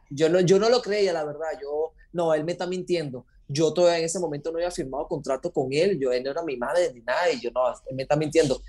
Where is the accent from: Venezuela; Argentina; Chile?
Venezuela; moved away as an adult; now in Costa Rica; soy venezolano, nacido en Venezuela. Hace ya 12 años me vine a Costa Rica junto con mi padre